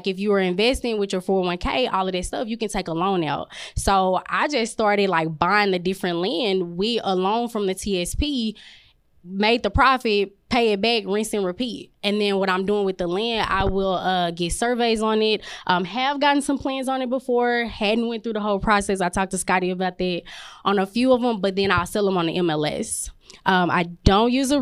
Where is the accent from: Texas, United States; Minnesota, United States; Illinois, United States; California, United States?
Texas, United States; Dallas; I'm from South Dallas, so we just moved back.